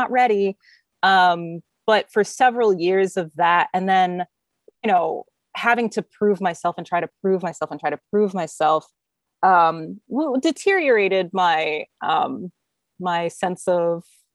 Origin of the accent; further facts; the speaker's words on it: United States; also born or lived in Germany; being an American, living in Germany